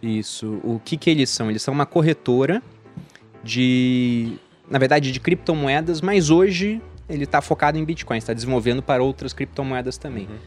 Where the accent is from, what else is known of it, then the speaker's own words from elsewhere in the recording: Rio de Janeiro, Brazil; moved away as an adult; also born or lived in Jundiaí; eu sou do Rio de Janeiro